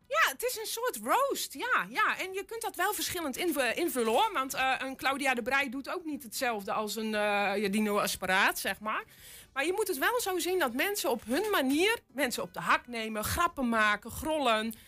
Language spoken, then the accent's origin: Dutch; North Brabant, Netherlands; now in Twente, Netherlands; ik kom officieel uit Brabant, maar ik woonde tegen, net over de, over de rivieren heen. Dus tegen Zuid-Holland aan.